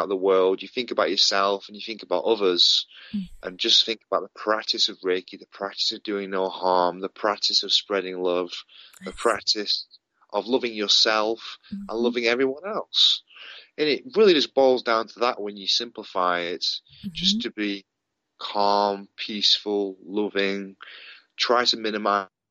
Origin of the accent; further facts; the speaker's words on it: Padiham, North West England, United Kingdom; also born or lived in Manchester, England; I grew up in England, in a small town called Padiham.